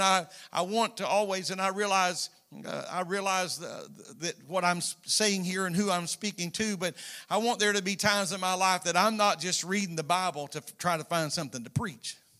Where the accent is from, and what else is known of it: United States